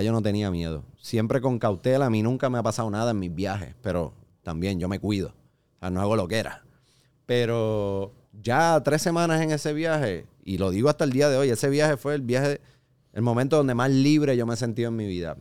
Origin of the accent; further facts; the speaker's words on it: Puerto Rico; nosotros los boricuas